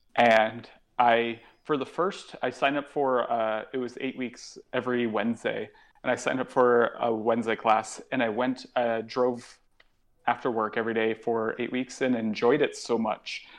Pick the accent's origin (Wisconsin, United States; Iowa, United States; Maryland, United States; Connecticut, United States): Connecticut, United States; New Haven; moved away as an adult; now in New York, United States; an improv show that was coming to my hometown. I'm from New Haven, Connecticut